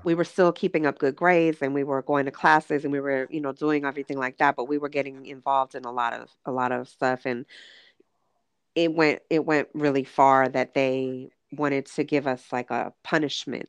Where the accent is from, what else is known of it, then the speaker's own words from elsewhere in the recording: Los Angeles, California, United States; born and raised in Los Angeles.